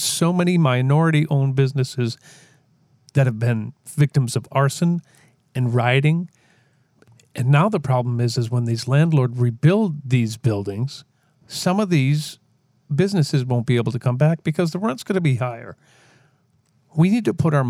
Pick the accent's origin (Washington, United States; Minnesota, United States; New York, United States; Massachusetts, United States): Minnesota, United States; Minneapolis; Minneapolis, you are my hometown. I live here